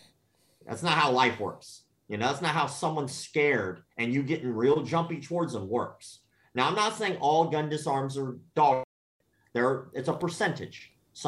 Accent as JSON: {"language": "English", "region": "the South", "country": "United States", "tie": "born or raised there", "said": "I grew up in the South"}